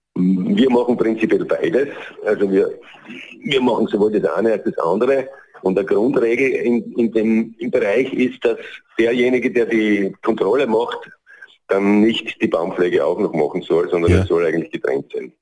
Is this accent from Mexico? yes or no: no; Southern Styria, Austria; bei uns in der Südsteiermark